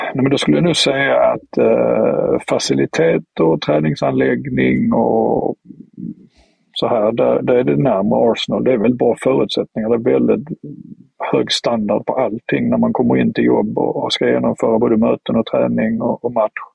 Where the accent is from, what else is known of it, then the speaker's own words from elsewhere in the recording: Sweden; moved away as an adult; now in Southampton, United Kingdom; familjen är kvar hemma i Sverige